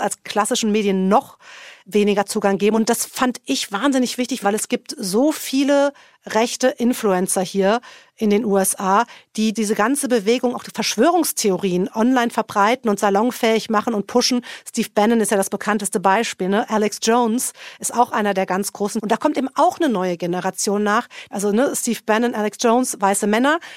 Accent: Germany; now in Washington, United States; als Deutscher

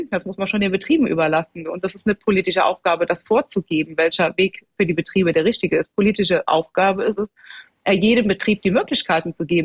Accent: Rhineland-Palatinate, Germany; und ich komme aus Rheinland-Pfalz, da gibt es wirklich äh, alles vom Direktvermarkter

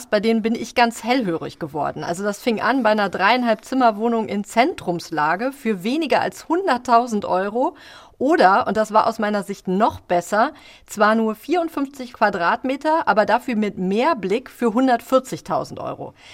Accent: Duisburg, North Rhine-Westphalia, Germany; moved away

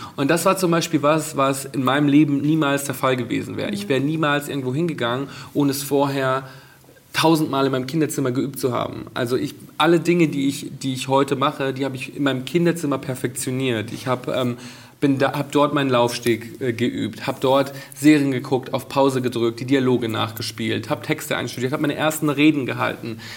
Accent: Bad Reichenhall, Bavaria, Germany; now in Berlin, Germany; meine Jugend in Bad Reichenhall zu Hause

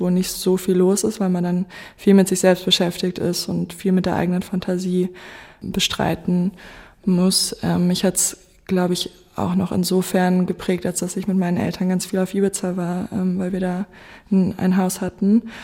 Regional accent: Goslar, Lower Saxony, Germany; also born or lived in Göttingen; ich bin eigentlich in Göttingen äh, geboren und dann mit sechs nach Goslar gezogen. Ich bin sehr dankbar, dass ich in Goslar aufgewachsen bin

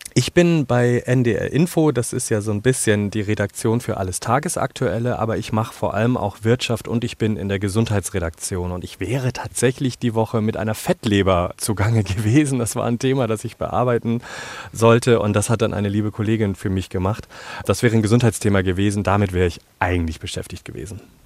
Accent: Germany; Ich bin in Deutschland aufgewachsen, zweisprachig

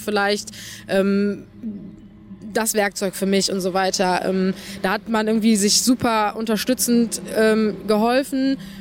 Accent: Dernau, Rhineland-Palatinate, Germany; das ist meine Heimat, hier will ich nicht weg

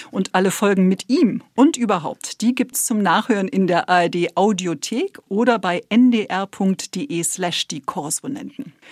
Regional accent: Saarland, Germany; hat uns als Saarländer natürlich mit der Frage getrickst

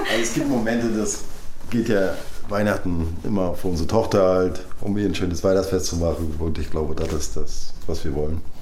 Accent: Mecklenburg-Vorpommern, Germany; Und wir sind ja hier oben in Mecklenburg aufgewachsen

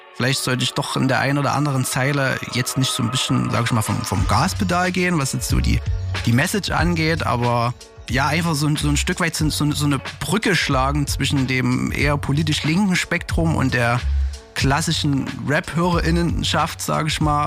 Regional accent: Zwickau, Saxony, Germany; moved away as an adult; now in Leipzig, Germany; Ich komme eigentlich aus Zwickau und bin vor zehn Jahren nach Leipzig gezogen.

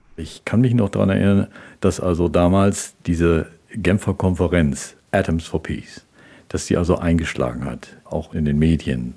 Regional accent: Germany; Ich bin am Mittellandkanal groß geworden

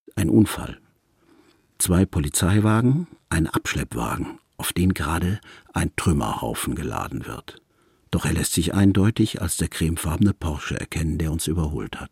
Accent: Krefeld, North Rhine-Westphalia, Germany; in meiner Heimatstadt

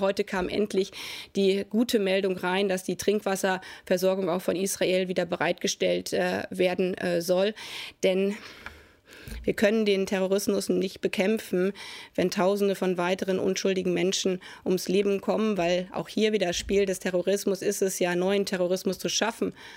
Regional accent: Germany; als Deutsche

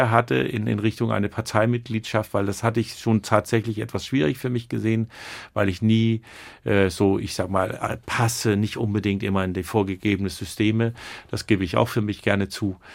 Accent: Rostock, Mecklenburg-Vorpommern, Germany; now in Kiel, Germany; Noch bin ich ein Rostocker Jung. Aber, und das fand ich so schön, als ich vor ein paar Tagen wieder in Kiel reinfuhr und das Ortsschild sah, hatte ich so ein schönes Gefühl

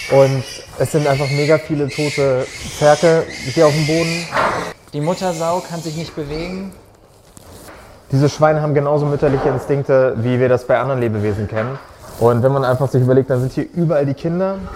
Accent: Hamburg, Germany; ich komme aus Hamburg, aus der Stadt

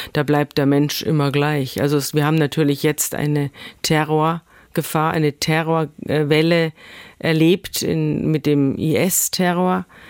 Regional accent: Bavaria, Germany; moved away as an adult; now in Schleswig-Holstein, Germany; Wir sind vier Erwachsene und wir sind alle aus Bayern. Es sind also alles Bayern-Flüchtlinge

